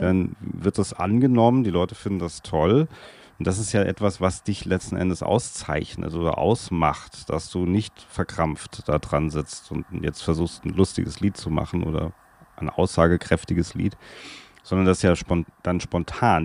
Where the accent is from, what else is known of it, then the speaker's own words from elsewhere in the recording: Darmstadt, Hesse, Germany; first language German; ich komme aus Darmstadt. Das ist in Hessen, in der Nähe von Frankfurt